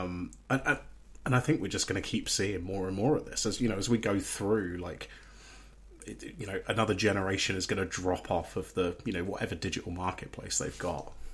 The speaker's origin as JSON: {"language": "English", "region": "England", "country": "United Kingdom", "said": "I'm English"}